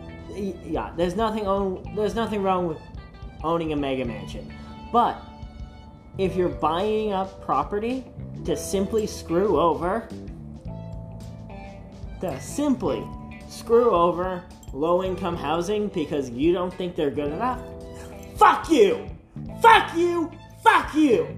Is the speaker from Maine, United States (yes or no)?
yes; Maine, United States; In my hometown of Maine